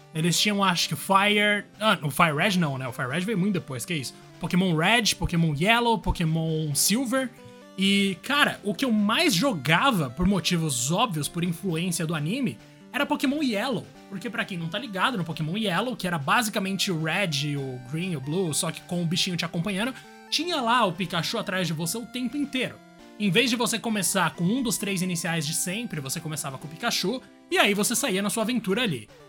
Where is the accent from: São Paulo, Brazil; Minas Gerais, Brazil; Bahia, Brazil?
São Paulo, Brazil; Guarulhos; also born or lived in Zona Norte, São Paulo; em Guarulhos, mas a minha vida inteira, entre os 0 e 16 anos, estava dividida entre Guarulhos e Zona Norte de São Paulo